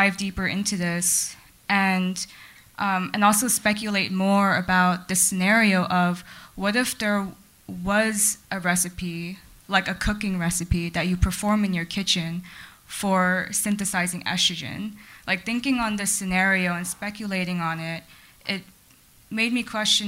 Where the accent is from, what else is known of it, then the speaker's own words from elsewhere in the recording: Los Angeles, California, United States; I'm a Chinese American, born and raised in Los Angeles